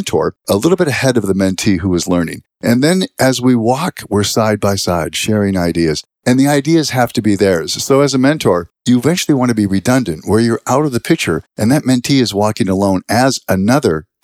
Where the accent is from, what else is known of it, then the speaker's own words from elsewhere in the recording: Western Pennsylvania, United States; we grew up in Western Pennsylvania, a small town, about 3,800 people